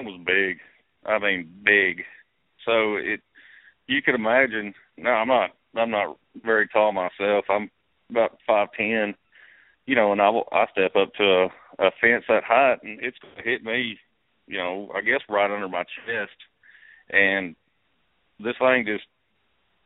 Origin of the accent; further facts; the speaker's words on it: East Texas, United States; I grew up in East Texas and spent my whole life out, you know, hunting and fishing